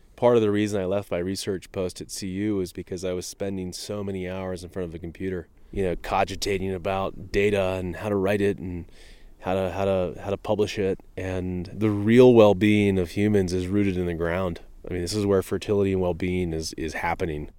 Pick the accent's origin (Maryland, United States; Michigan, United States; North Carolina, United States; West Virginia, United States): Maryland, United States; Eastern Shore; moved away; I grew up in Maryland on the eastern shore.